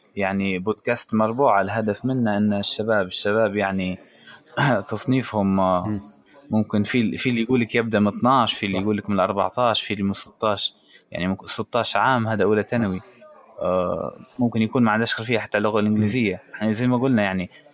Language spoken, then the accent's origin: Arabic; Libya; now in Italy; احنا الليبيين